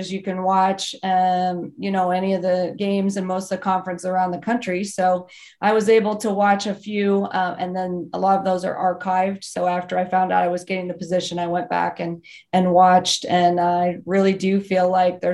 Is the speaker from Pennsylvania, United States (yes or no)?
yes; Western Pennsylvania, United States; I grew up in Western Pennsylvania